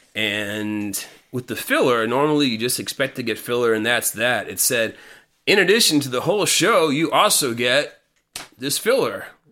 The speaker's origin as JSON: {"language": "English", "region": "Connecticut", "country": "United States", "tie": "born or raised there", "said": "In 1994, I was living and growing up in Connecticut"}